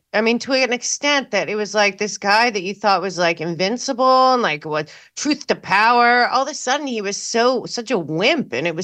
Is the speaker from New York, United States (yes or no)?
yes; New York, United States; Growing up in New York